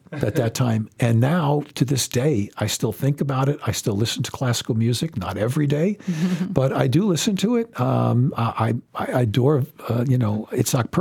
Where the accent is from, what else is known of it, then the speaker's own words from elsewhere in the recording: New York City, New York, United States; moved away as an adult; also born or lived in Michigan / Thailand; I'm from Brooklyn, New York. And I was, like I said, a terrible high school student.